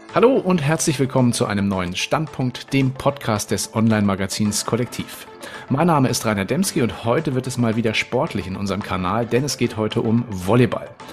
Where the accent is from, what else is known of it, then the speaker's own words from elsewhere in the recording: Northern Germany, Germany; Nun bin ich ja mhm. Norddeutscher